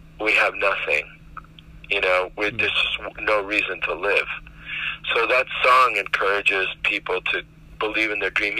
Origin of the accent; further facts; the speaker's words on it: Miami, Florida, United States; that's the project that I grew up in Miami